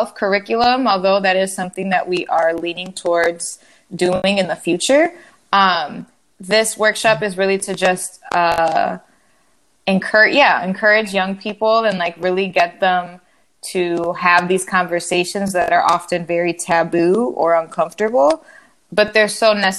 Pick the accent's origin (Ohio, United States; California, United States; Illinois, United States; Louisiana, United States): Illinois, United States; Chicago; also born or lived in Washington, D.C.; I was born and raised in Chicago